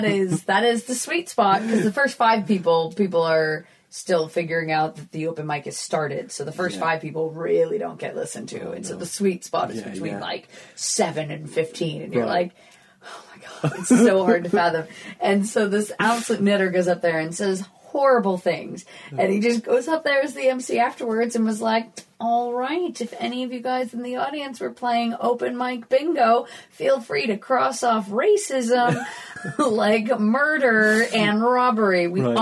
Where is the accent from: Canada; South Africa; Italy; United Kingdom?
United Kingdom; London; accent: London; So then they'll introduce me as like a London comic and I'll be like, this is my accent.